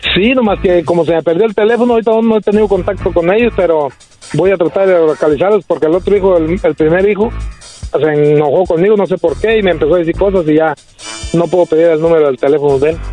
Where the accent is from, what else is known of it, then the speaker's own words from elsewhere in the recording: Apatzingán, Michoacán, Mexico; now in United States; Yo soy de Apaxingán